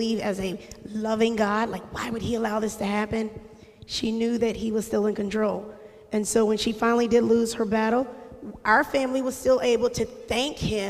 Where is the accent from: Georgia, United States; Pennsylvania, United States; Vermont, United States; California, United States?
Pennsylvania, United States; Harrisburg; also born or lived in Ann Arbor, Michigan; I grew up in Harrisburg City. We're originally from Ann Arbor, Michigan. Go Blue, sorry. I know we're in Penn State territory. But we moved here when I was young, and I went through the Harrisburg City school system